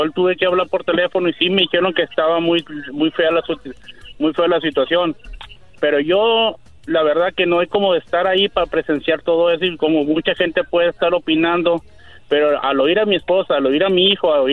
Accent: Culiacán, Sinaloa, Mexico; moved away; yo soy de Culiacán, Sinaloa

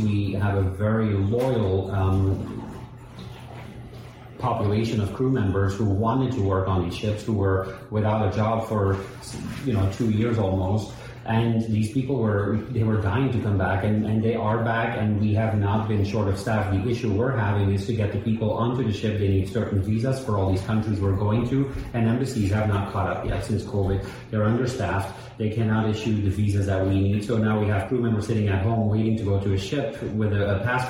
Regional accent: Miami, Florida, United States; Even during the pandemic, we're from Miami. We know what was going on.

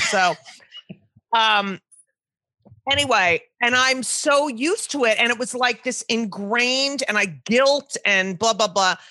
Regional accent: New Jersey, United States; I grew up in New Jersey

